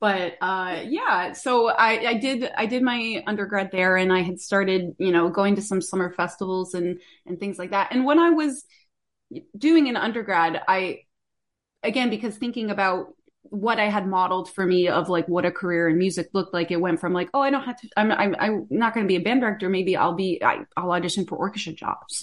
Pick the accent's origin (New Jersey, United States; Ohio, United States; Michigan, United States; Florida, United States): Florida, United States; about an hour north of Tampa; moved away; where I grew up, I'm, I'm from Florida originally, uh, north, about an hour north of the Tampa area.